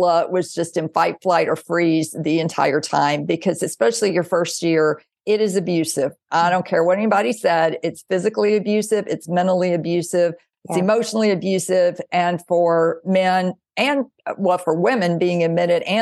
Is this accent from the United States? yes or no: yes; Mississippi, United States; I grew up in the South in Mississippi